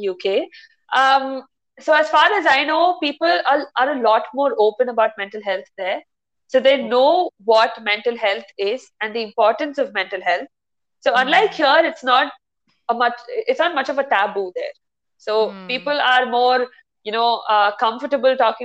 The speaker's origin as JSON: {"language": "English", "country": "India", "tie": "born or raised there", "moved": "as an adult", "said": "Born and brought up in India"}